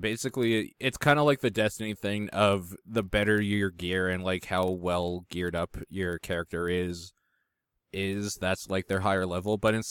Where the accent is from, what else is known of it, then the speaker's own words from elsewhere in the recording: Canada; And I'm wondering if it's because I'm Canadian, like in Canada.